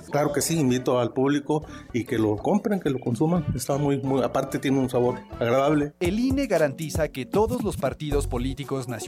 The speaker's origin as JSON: {"language": "Spanish", "town": "Ciudad Valles", "region": "San Luis Potosí", "country": "Mexico", "said": "soy de aquí, de Ciudad Valles, este, tengo 65 años"}